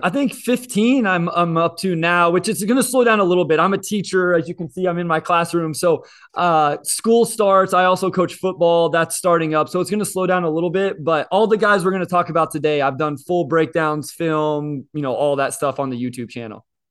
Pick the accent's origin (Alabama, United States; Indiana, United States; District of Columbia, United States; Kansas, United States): Kansas, United States; I'm also a K U fan because I grew up in Kansas